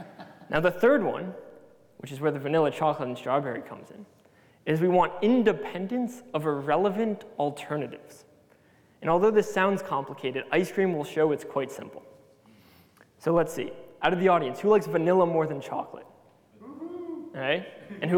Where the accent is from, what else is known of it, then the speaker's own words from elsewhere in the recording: United States; being American